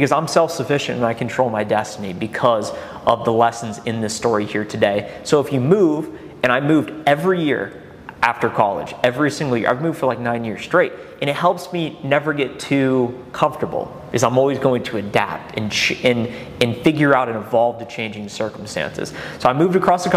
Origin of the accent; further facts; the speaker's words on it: Columbus, Ohio, United States; also born or lived in Athens, Ohio; And I grew up in Columbus